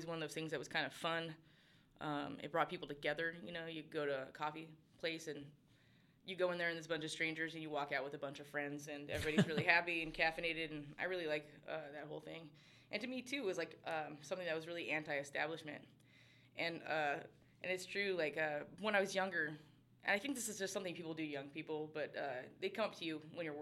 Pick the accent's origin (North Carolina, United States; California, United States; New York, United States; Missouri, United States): California, United States; moved away as an adult; now in Gladstone, United States; I'm from California.